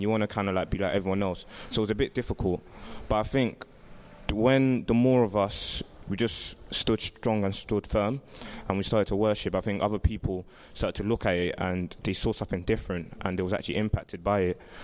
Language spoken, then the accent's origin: English; London, United Kingdom; I'm from Southwest London. I live in Brixton